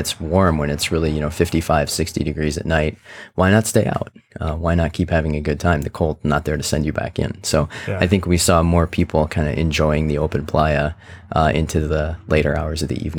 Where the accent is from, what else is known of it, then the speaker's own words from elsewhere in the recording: Midwest, United States; now in San Francisco, United States; I grew up in the Midwest, where it's a wonderful place to grow up, but sometimes you don't get exposed to a lot of the different points of view and people and everything who are out there.